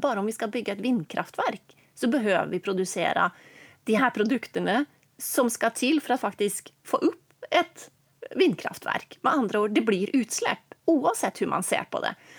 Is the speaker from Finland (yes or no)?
no; Norway; eftersom jag är norsk och bor i Norge för tillfället